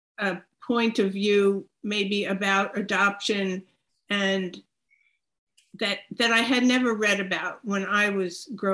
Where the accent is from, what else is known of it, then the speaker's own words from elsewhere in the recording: Hicksville, New York, United States; moved away as an adult; now in Maine, United States; I've lived in Maine my whole adult life, but I grew up in Hicksville